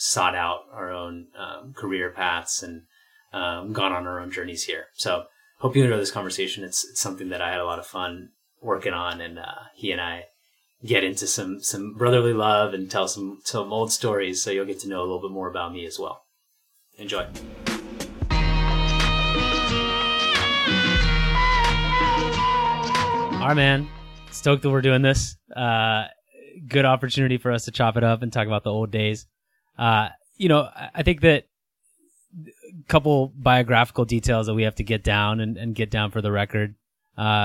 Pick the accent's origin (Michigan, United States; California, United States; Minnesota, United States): California, United States; Santa Cruz; We grew up together in Santa Cruz